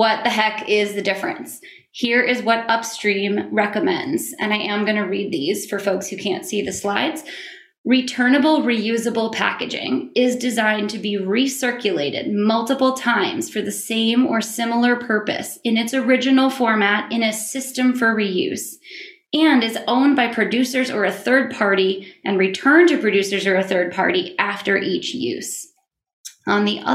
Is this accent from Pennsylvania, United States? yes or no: no; Maine, United States; my home state of Maine